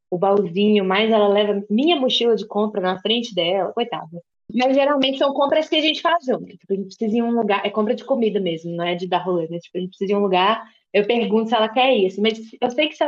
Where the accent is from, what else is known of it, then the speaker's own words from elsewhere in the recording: Minas Gerais, Brazil; now in Belo Horizonte, Brazil; E eu também não sou daqui, mas eu sou do interior de Minas, onde as pessoas têm um sotaque mais aberto ainda. Eu já perdi um pouco, porque eu mudei de lá há 10 anos